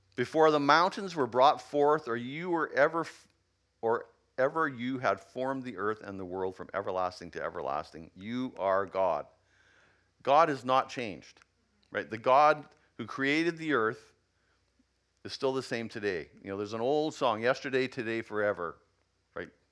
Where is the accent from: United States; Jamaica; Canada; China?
Canada; Yukon; I come from the Yukon.